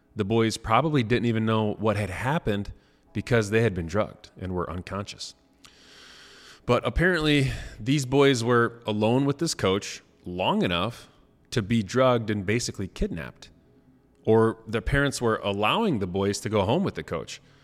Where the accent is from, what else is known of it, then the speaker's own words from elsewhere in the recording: Rensselaer, Indiana, United States; my hometown, uh, Rensselaer, Indiana